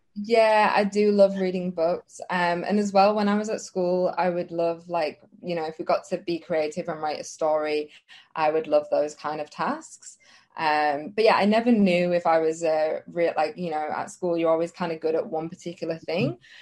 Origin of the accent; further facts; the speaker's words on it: England, United Kingdom; moved away as an adult; now in Australia; I'm from England